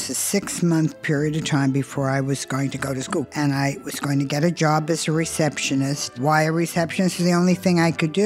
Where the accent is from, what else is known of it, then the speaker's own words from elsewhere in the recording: New Jersey, United States; I grew up in New Jersey where just about everybody had two or three jobs and kids worked from 13, 14, 15